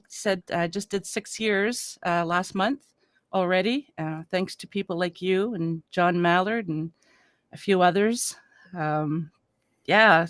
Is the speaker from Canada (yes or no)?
yes; Canada; I'm a Canadian